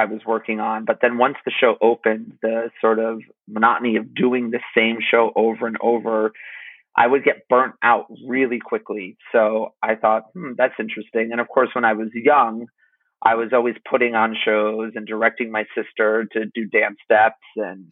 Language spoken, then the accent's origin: English; Connecticut, United States; I am from Connecticut